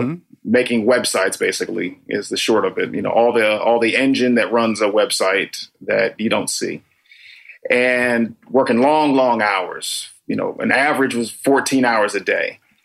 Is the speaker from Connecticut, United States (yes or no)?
yes; Danbury, Connecticut, United States; also born or lived in Tokyo / Washington, D.C. / New York; now in Los Angeles, United States; originally I'm from Danbury, Connecticut